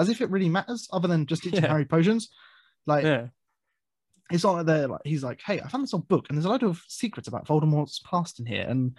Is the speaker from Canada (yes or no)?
no; Birmingham, West Midlands, United Kingdom; on, I'm from Birmingham.